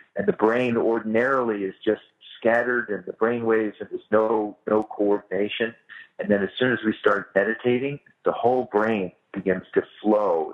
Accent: Bay Area, California, United States; I grew up in the Bay Area

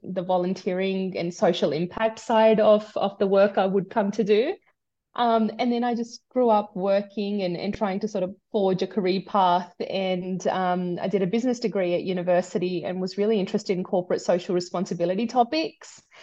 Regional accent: Sydney, New South Wales, Australia; born or raised there; also born or lived in India

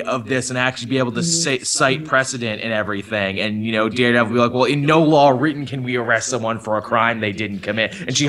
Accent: Canada; Even for me as a Canadian

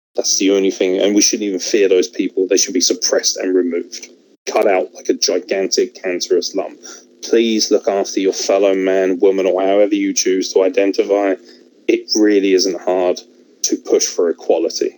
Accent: United Kingdom; as a British individual

